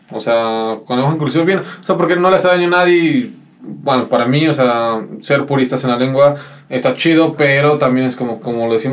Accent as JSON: {"language": "Spanish", "town": "Ecatepec", "region": "State of Mexico", "country": "Mexico", "said": "nosotros vivimos en Ecatepec, somos Ecatepec, nosotros somos tu vecino incómodo, y todos somos de Catepec"}